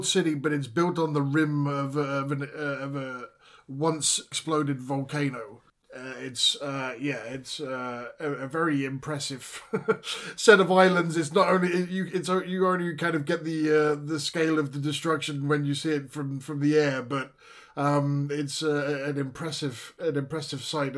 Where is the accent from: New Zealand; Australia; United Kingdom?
United Kingdom; I'm British